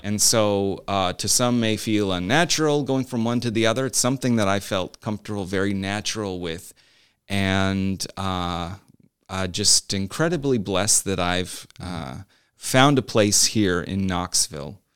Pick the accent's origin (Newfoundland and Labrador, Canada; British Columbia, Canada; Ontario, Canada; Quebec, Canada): Newfoundland and Labrador, Canada; moved away as an adult; also born or lived in Montreal / Winston-Salem, North Carolina; now in United States; part of my growing up was in Newfoundland, Canada